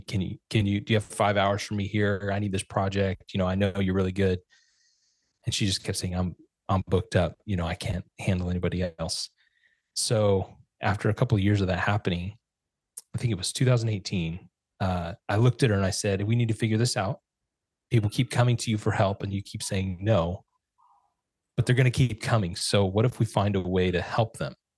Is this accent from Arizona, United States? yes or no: no; Fresno, California, United States; also born or lived in Santa Rosa, California; moved from Santa Rosa, California to Fresno, which is our hometown